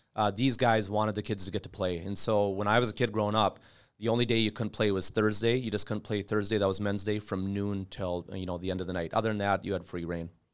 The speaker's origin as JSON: {"language": "English", "town": "Bemidji", "region": "Minnesota", "country": "United States", "tie": "born or raised there", "said": "I grew up in Bemidji"}